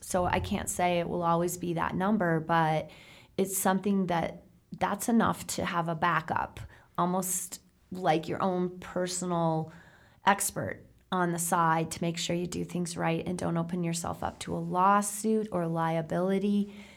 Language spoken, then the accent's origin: English; South Dakota, United States; I come from South Dakota. That's farm country.